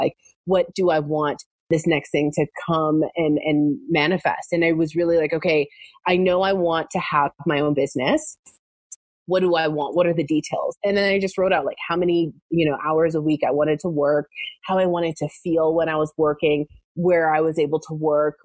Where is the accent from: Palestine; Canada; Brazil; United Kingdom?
Canada; moved away as an adult; also born or lived in Southern California; now in United States; I am originally from Canada, and I had manifested myself a job in America